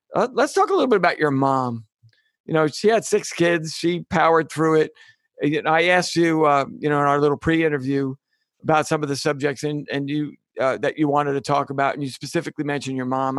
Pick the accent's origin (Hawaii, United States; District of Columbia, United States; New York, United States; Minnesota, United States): New York, United States; New York City; also born or lived in California; I was a kid from New York City